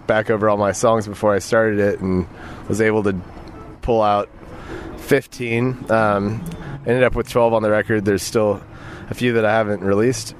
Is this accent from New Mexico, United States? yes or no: no; Austin, Texas, United States; also born or lived in New York; I'm a songwriter from Austin